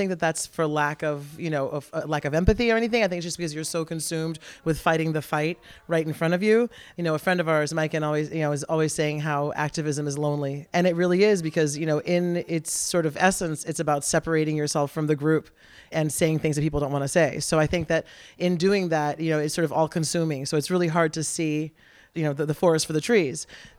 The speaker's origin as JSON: {"language": "English", "country": "Brazil", "moved": "yes", "said": "my parents, when we moved here from Brazil for my dad to play, I went into United Nations school"}